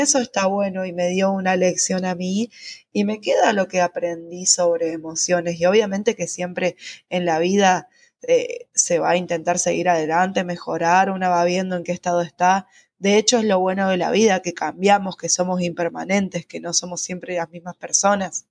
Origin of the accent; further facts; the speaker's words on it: San Rafael, Mendoza, Argentina; moved away as an adult; San Rafael, que es de donde yo soy